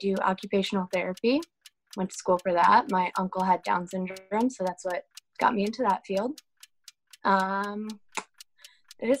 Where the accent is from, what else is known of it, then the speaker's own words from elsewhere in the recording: North Branford, Connecticut, United States; moved away as an adult; also born or lived in New Haven, Connecticut; now in San Diego, United States; I was born in New Haven, Connecticut, raised in North Brantford, Connecticut